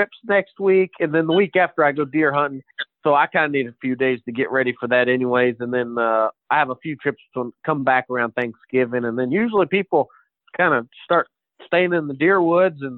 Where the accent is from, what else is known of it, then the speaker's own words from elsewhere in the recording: Virginia, United States; now in Alabama, United States; I'm originally from Virginia, so all my family lives there